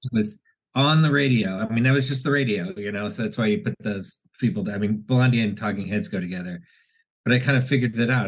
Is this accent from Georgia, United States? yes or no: no; Washington, District of Columbia, United States; I grew up in Washington D.C.